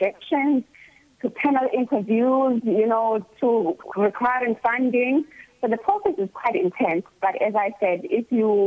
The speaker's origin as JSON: {"language": "English", "country": "South Africa", "also_born_or_lived": "Durban / Eastern Cape", "moved": "yes", "said": "I'm a farm girl. I come from Moiriba in a farm called Imidresi."}